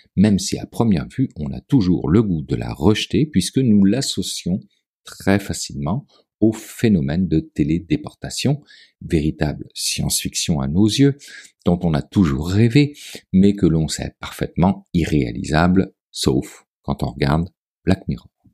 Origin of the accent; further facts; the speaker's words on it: Quebec, Canada; Chez nous, au Québec